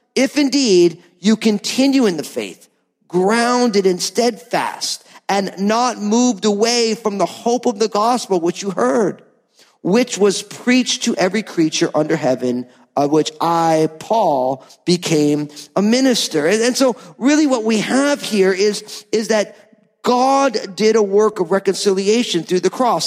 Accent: New Jersey, United States; I'm from New Jersey

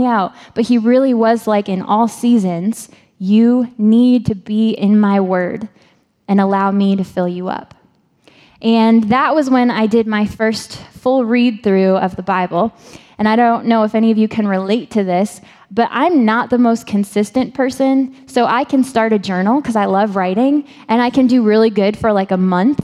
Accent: Maine, United States; I'm from Maine.

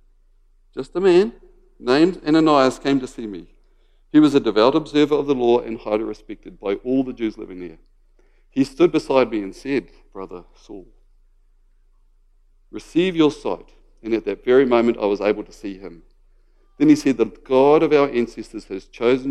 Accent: Waikato, New Zealand; moved away; I grew up in the Waikato, and I just loved the Waikato rugby team.

